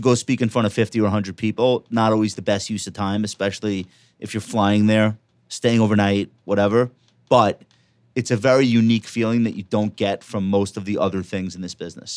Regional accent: New York, United States; I'm a New Yorker

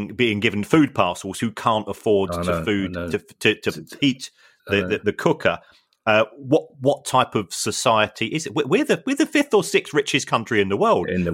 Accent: London, United Kingdom; I'm actually from South London

